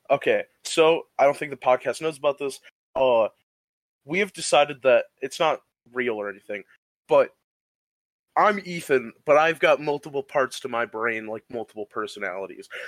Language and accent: English; Michigan, United States; also born or lived in Ohio; I grew up in the Midwest, in the great state of Michigan, and Ohio.